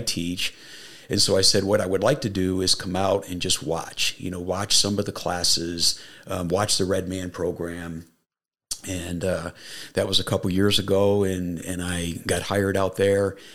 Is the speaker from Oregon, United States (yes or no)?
no; Niagara Falls, New York, United States; moved away; I grew up in upstate New York